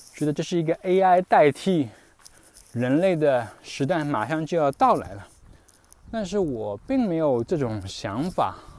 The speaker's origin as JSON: {"language": "Chinese", "country": "China", "first_language": "Chinese", "moved": "yes", "said": "我们这种在海外生活的中国人"}